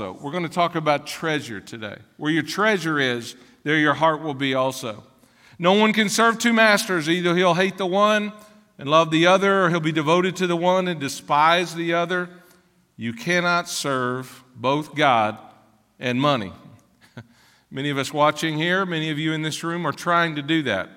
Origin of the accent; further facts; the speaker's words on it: Ashland, Kentucky, United States; also born or lived in Catlettsburg, Kentucky; I was born in Ashland, Kentucky